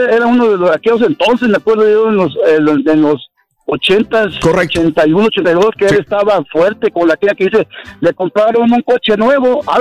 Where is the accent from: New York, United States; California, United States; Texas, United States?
Texas, United States; Houston; soy nacido, crecido aquí en Houston